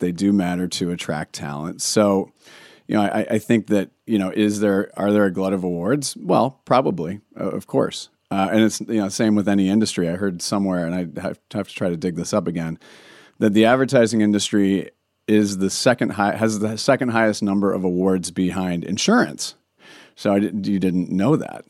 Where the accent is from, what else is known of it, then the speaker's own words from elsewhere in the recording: Oregon, United States; moved away; I'm always bringing it back to my home state